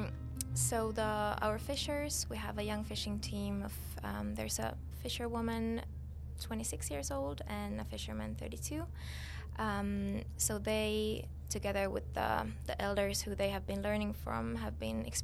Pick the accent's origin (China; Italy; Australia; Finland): Finland; I'm from Finland